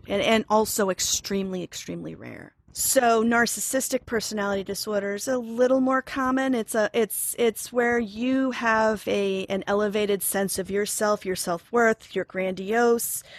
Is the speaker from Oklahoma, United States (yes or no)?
yes; Oklahoma, United States; moved away as an adult; also born or lived in New York; now in Ossining, New York, United States; I'm originally from Oklahoma, where I have a degree in theater.